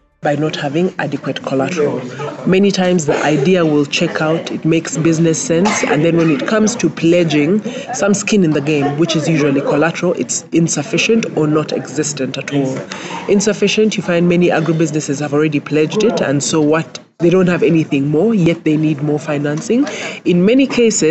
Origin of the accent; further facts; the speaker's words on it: Kabale, Western Region, Uganda; I'm from Kabale